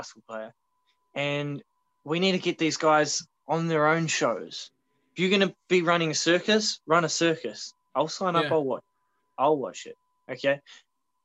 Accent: Australia; moved away; back home. And in Australia

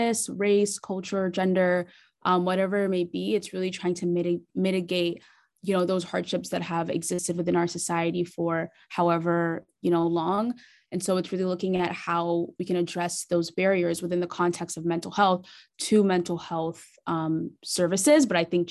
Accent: Nigeria; now in Canada; I'm a first generation Nigerian immigrant. So I was born in Nigeria.

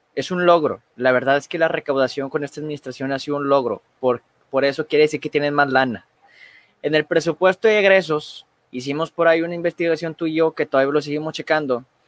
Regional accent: Mexico; como mexicanos

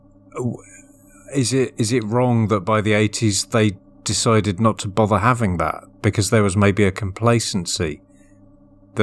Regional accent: Essex, East of England, United Kingdom; I'm from Essex

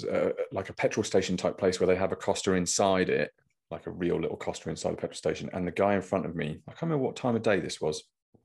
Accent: East of England, United Kingdom; I'm from Norfolk.

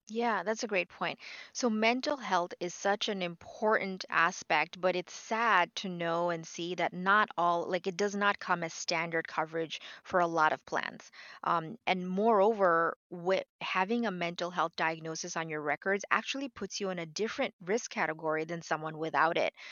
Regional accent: New York City, New York, United States; moved away as an adult; also born or lived in Bangladesh; now in Florida, United States; I am, uh, originally from Bangladesh. I grew up in New York City, uh, but right now I'm living in sunny Florida

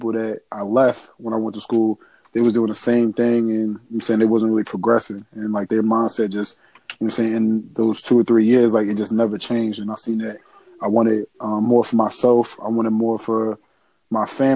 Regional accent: New Jersey, United States; I'm from Sarasota, New Jersey.

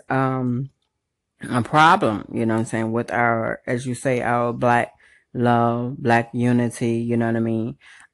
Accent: Chicago, Illinois, United States; moved away; I actually miss my hometown. So what up, Chi-Town?

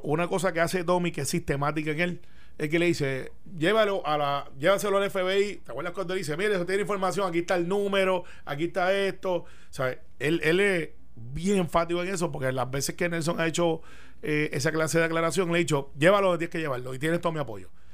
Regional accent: Puerto Rico; Criado en Cantagallo

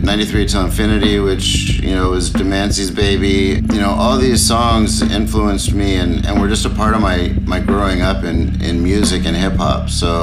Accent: Los Angeles, California, United States; I'm from Los Angeles

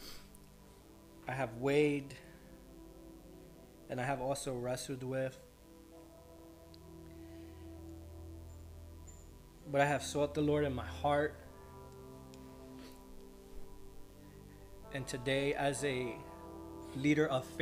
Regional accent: United States; I stand here as a born American with Colombian, Puerto Rican, and Spanish blood flowing in my veins

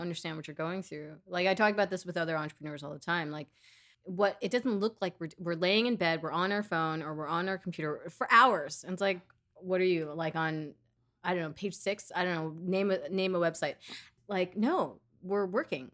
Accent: New York City, New York, United States; I was born and raised in Queens

